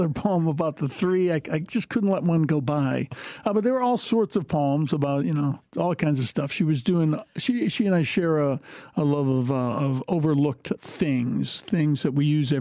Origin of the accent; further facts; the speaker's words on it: Michigan, United States; now in Western Massachusetts, United States; growing up in Michigan, moving here, and then my kids growing up and playing in bands and living out here in Western Massachusetts